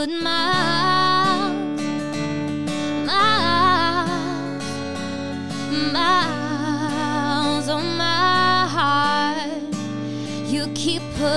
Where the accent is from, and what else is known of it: Alabama, United States